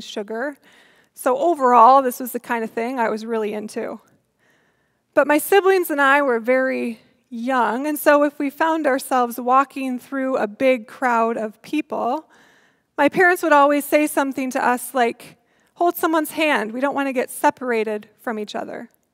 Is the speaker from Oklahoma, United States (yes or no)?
no; Iowa, United States; growing up in Iowa